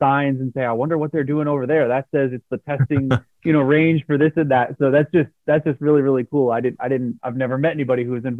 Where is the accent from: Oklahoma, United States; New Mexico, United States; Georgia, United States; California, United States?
New Mexico, United States; Albuquerque; My wife and I grew up in Albuquerque.